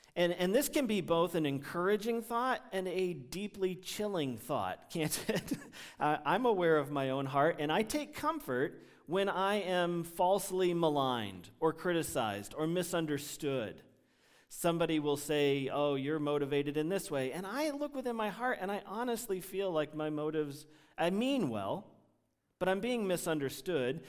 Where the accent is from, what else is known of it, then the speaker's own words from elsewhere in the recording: United States; English-speaking Americans